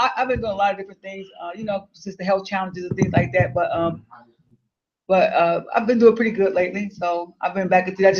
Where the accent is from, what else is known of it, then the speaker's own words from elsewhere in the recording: Chicago, Illinois, United States; I'm from Chicago.